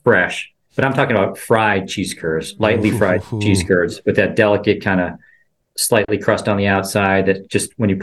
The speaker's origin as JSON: {"language": "English", "town": "Chicago", "region": "Illinois", "country": "United States", "moved": "as an adult", "lives_now": "Milwaukee, United States", "said": "So I'm from Chicago. So I stick with my Chicago teams for the most part. I have been in Milwaukee now almost 6 years"}